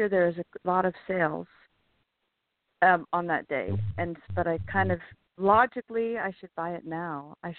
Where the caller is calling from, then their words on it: California, United States; Hi, this is … from California.